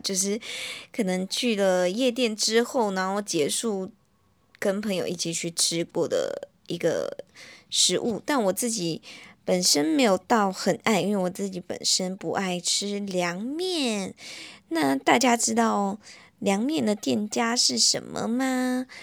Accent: Malaysia; now in Taiwan; 我自己啦，本身因为我马来西亚人嘛，然后我来到台湾

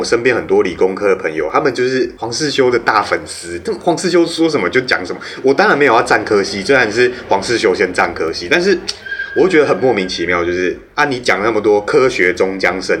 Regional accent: Taiwan; 哼，俺台湾人就惊死，嗯，无法动。

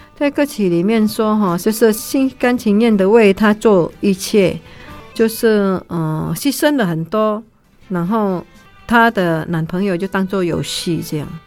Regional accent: Indonesia; now in Taiwan; 我们是从那边出来的， 从别的国家，然后我们回来台湾，当然不会被排斥啊， 因为我们一样都是华人

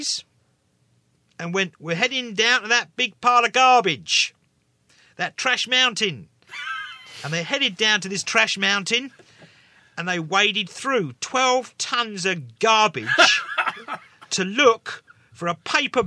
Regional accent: England, United Kingdom; now in Taiwan; I'm English

